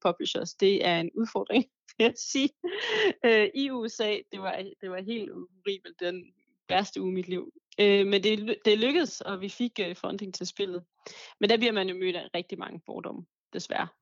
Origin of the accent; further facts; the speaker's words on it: Denmark; also born or lived in Paris; her hjemme i Danmark